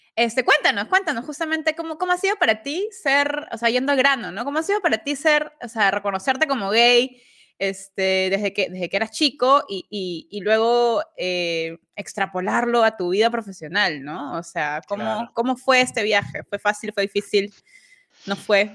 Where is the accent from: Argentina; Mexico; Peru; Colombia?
Peru; soy peruana